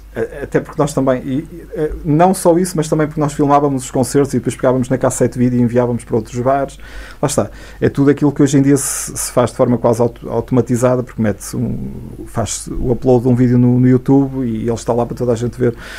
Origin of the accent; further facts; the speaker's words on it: Santa Marta de Penaguião, Norte, Portugal; also born or lived in Vila Real; eu nasci em Santa Marta, estudei oito anos